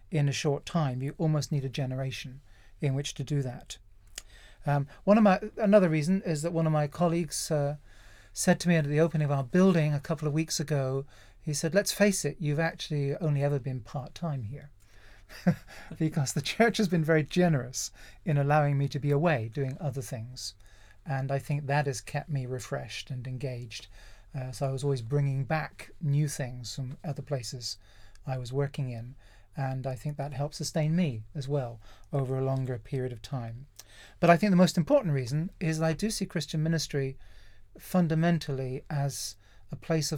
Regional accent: North Devon, South West England, United Kingdom; also born or lived in Kent / Hook, Surrey / Epsom Downs, Surrey; now in Surrey, United Kingdom; I'm from North Devon originally, kind of proud

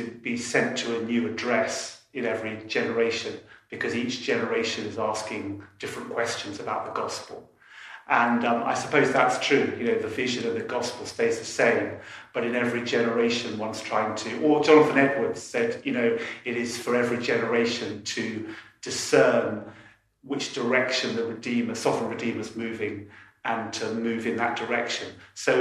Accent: London, United Kingdom; I was brought up in London

